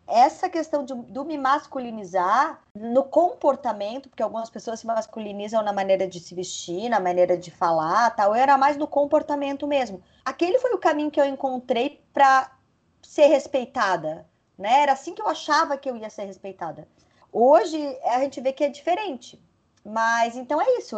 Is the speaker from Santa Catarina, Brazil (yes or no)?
yes; Lages, Santa Catarina, Brazil; eu sou de Lages, que é uma cidade muito conservadora